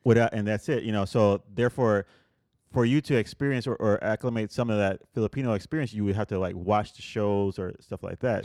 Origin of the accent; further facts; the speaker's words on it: Puerto Rico; moved away; I grew up in Puerto Rico